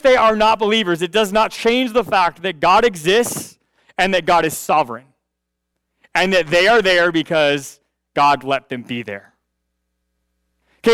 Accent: United States; I'm glad to be an American

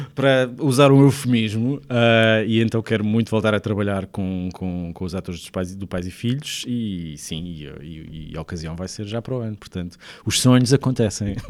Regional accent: Sesimbra, Setúbal, Portugal; also born or lived in Lisbon; Eu sou de Sesimbra, nasci em Lisboa, mas sempre vivi em, em, em Sesimbra

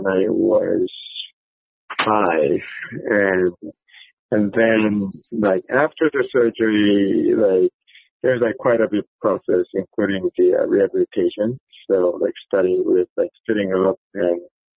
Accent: South Korea; I was actually born and raised in South Korea

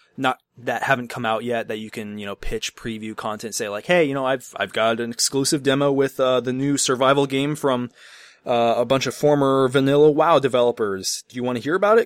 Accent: Chicago, Illinois, United States; I'm from the Chicago area

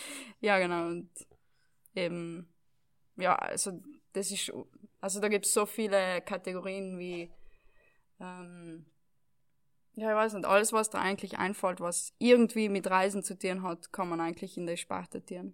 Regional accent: Val Gardena, South Tyrol, Trentino-Alto Adige, Italy; das Dorf, wo ich aufgewachsen bin, sind wohnen 3.000, 4.000, na weniger, 2.000, 3.000 Leute. Ähm, jetzt in ganz Gräden wohnen 10.000 Leute

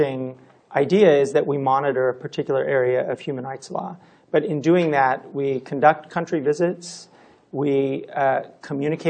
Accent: California, United States; I'm from California, so we don't have weather

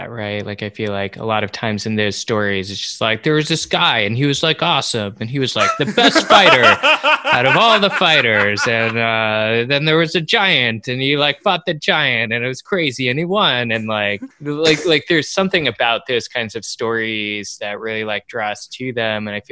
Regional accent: United States; an American watching anime

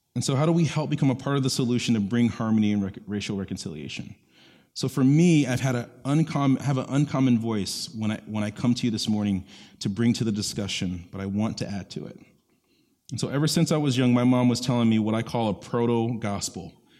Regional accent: Orlando, Florida, United States; I grew up in East Orlando

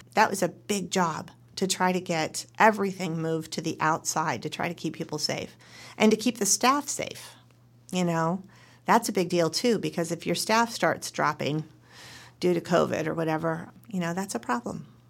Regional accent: Western New York, United States; moved away as an adult; also born or lived in New Jersey / Colorado; now in Oregon, United States; I was born and raised in Western New York and went to Rutgers University in New Jersey

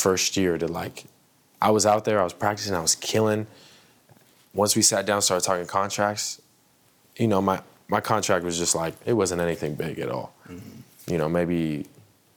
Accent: United States; when I play in these other countries, I count as American import.

